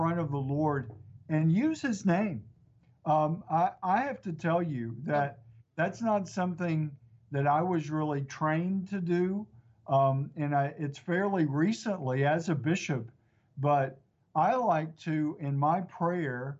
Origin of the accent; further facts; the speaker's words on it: East Texas, United States; It's grown since I grew up here in East Texas